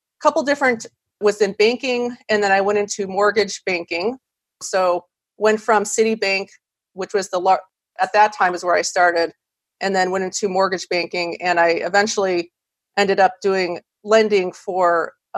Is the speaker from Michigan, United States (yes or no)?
no; Wisconsin, United States; moved away as an adult; now in California, United States; So I'm originally from Wisconsin. I went to school there.